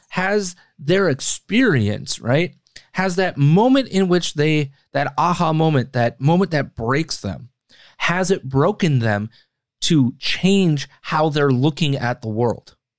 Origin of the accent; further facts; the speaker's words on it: Green Bay, Wisconsin, United States; moved away as an adult; my hometown, Green Bay, Wisconsin. That's where I'm from. That's where I lived for all of my childhood.